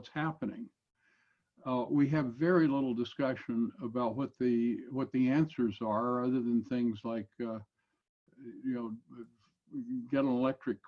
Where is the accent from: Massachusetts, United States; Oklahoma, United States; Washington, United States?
Washington, United States; Longview; I grew up in Longview, Washington.